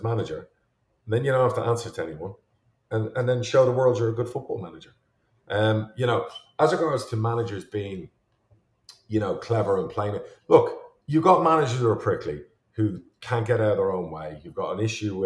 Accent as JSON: {"language": "English", "country": "Ireland", "moved": "yes", "lives_now": "United States", "said": "I'm Irish"}